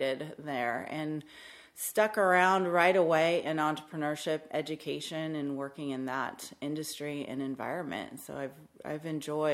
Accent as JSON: {"language": "English", "town": "Salinas", "region": "California", "country": "United States", "tie": "born or raised there", "said": "I was born and raised in Salinas, California."}